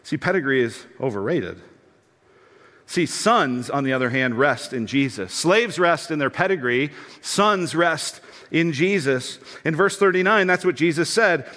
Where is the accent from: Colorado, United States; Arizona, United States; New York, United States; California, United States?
Colorado, United States; Denver; I grew up in Denver, Colorado